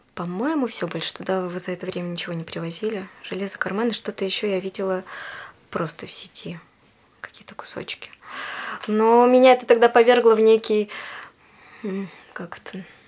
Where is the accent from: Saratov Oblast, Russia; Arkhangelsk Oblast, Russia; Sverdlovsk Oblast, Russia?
Sverdlovsk Oblast, Russia; Yekaterinburg; also born or lived in Khanty-Mansiysk; now in Moscow, Russia; Я сама из Екатеринбурга